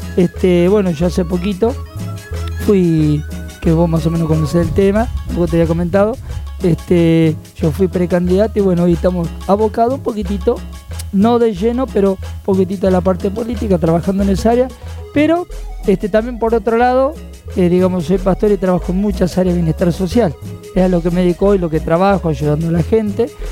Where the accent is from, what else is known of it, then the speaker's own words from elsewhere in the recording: Quilmes, Buenos Aires Province, Argentina; nosotros venimos de Quilmes de, la zona sur de Quilmes.